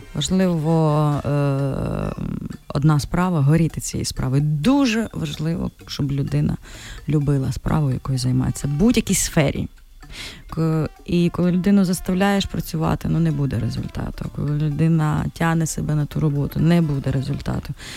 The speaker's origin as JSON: {"language": "Ukrainian", "town": "Ternopil", "region": "Ternopil Oblast", "country": "Ukraine", "moved": "yes", "lives_now": "Kyiv, Ukraine", "said": "ми ж з Тернополя"}